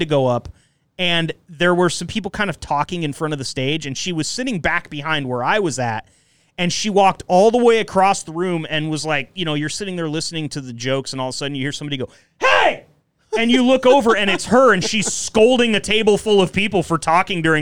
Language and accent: English; Enterprise, Oregon, United States; moved away; also born or lived in Eugene, Oregon; I grew up in Enterprise, Oregon